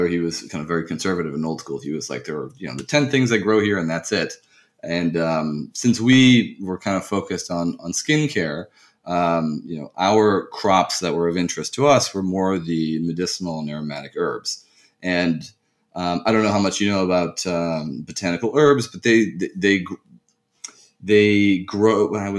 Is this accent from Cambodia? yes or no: no; United States; also born or lived in France; I did move to the U.S. at a quite young age and spent most of my upbringing in the U.S.